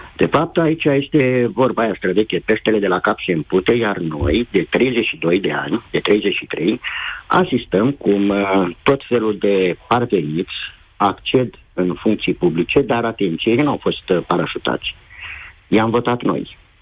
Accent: Bacău, Bacău County, Romania; eu sunt din Bacău

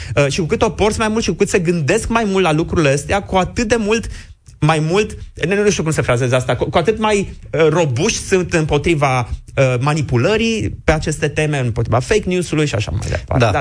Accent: Romania

